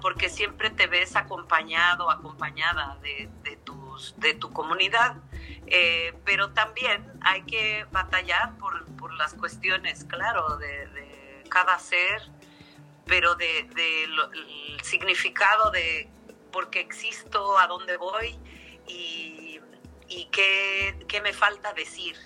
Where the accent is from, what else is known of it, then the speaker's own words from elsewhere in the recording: Mexico; es nuestro país, es nuestro país